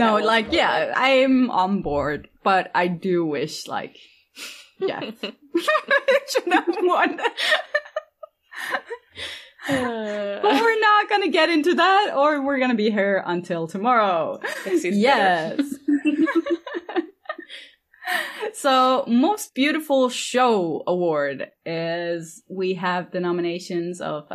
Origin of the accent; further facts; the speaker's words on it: Norway; I'm from Norway